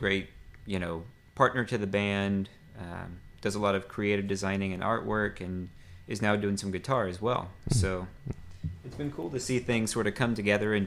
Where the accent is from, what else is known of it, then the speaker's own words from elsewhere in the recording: Franklin, Tennessee, United States; also born or lived in Nashville, Tennessee / Brentwood, Tennessee; I was actually born in Nashville at Baptist Hospital, and I grew up in Franklin and Brentwood